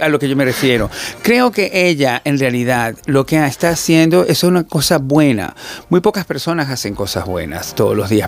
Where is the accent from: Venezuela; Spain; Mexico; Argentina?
Venezuela; nosotros en Latinoamérica, como los, venezolanos